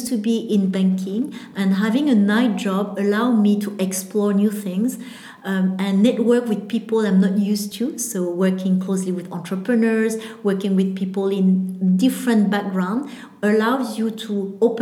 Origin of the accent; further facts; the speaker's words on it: Vietnam; I'm from Vietnam